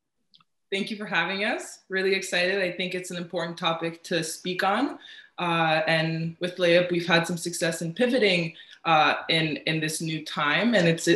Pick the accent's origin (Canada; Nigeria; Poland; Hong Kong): Canada; Ontario; Yeah, I'm from Ottawa, Kingston, Toronto, moved around a lot growing up.